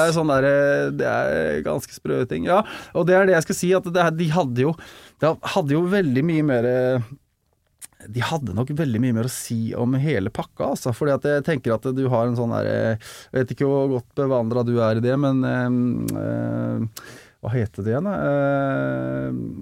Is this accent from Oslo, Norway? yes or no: no; Fredrikstad, Østfold, Norway; now in Larvik, Norway; jeg er eh, født og oppvokst i Fredrikstad